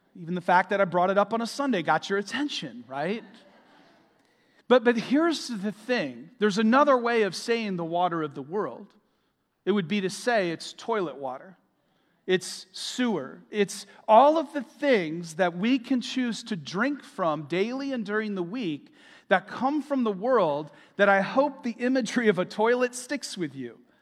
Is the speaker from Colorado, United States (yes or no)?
no; Michigan, United States; moved away as an adult; now in Florida, United States; We're from Michigan. Uh, we moved here in twenty twenty